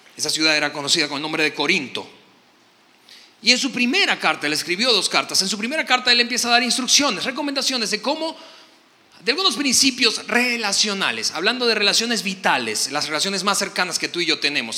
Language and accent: Spanish; Venezuela; soy venezolano